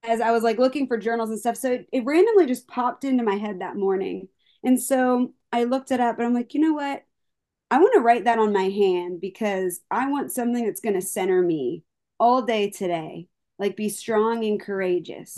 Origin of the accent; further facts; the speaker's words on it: Palmyra, Pennsylvania, United States; moved away as an adult; now in Nashville, United States; I'm originally from Paul Myra, right next to Hershey, but no one knows Paul Myra, but everyone knows Hershey